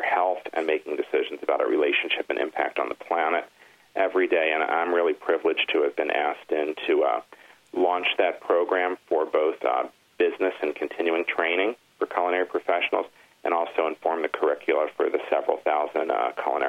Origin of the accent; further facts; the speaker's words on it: Michigan, United States; moved away; I grew up in Michigan for a good part of my life